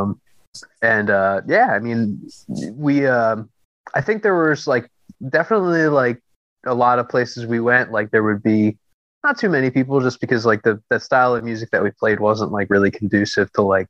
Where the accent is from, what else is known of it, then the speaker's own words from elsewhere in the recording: Philadelphia, Pennsylvania, United States; also born or lived in Lansdale, Pennsylvania; I grew up in the city and moved out to Lansdale, Pennsylvania, which is like kind of like about 40 minutes like northwest-ish of sure, Philadelphia.